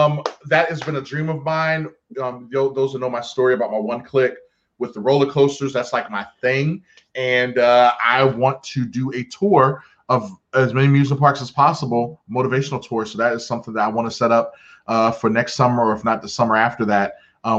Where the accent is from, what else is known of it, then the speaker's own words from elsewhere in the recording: New Jersey, United States; I'm from New Jersey. No, not anymore.